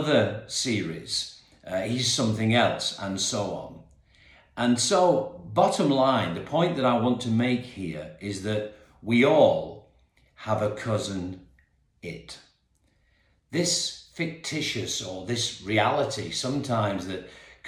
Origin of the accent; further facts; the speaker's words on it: Perth, Western Australia, Australia; now in England; back in my old city, my hometown actually. And I've lived in England now for many, many years, but was born in King Edward's Hospital in Perth, Western Australia